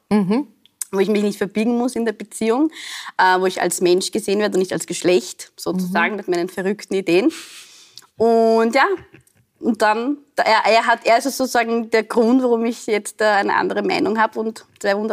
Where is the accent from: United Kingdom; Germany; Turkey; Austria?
Austria; Also in Österreich war ich, bin ich, werde ich immer noch nicht abs also vollkommen als Österreicherin akzeptiert, mhm. weil ich so ausschaue, wie ich ausschaue, weil ich heiß, wie ich heiß.